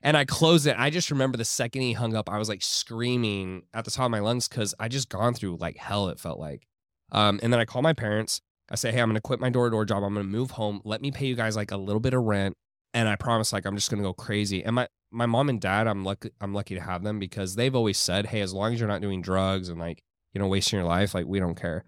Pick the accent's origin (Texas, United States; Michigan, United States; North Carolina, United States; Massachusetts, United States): Texas, United States; Houston; moved away as an adult; now in Miami, United States; I grew up in Houston